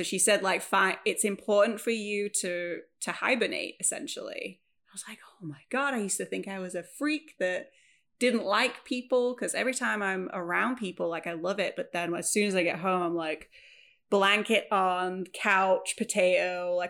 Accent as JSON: {"language": "English", "region": "Wales", "country": "United Kingdom", "tie": "born there", "said": "I was born in Wales at 11, whatever a.m."}